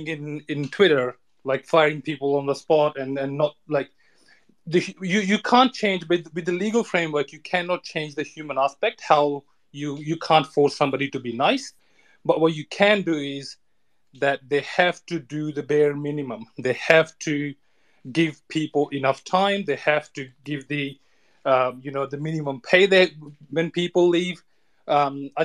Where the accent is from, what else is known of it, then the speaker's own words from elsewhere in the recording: India; also born or lived in Australia; now in Scotland, United Kingdom; I'm also an immigrant. I grew up in India and then moved to Australia, became a citizen there. Now I live in Scotland.